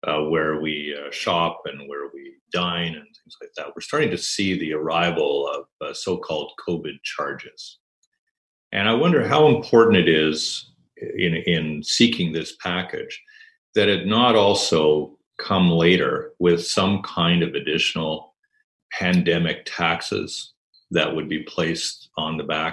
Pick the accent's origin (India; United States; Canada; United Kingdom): Canada; British Columbia; as British Columbians